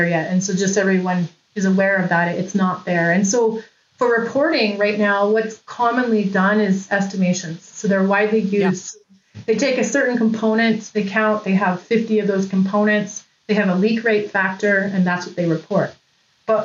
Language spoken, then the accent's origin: English; Lower Mainland, British Columbia, Canada; I'm from the Lower Mainland in British Columbia